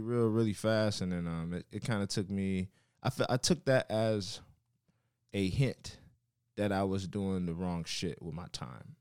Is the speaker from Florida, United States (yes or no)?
yes; Miami, Florida, United States; also born or lived in Carol City; I'm from Miami, Florida.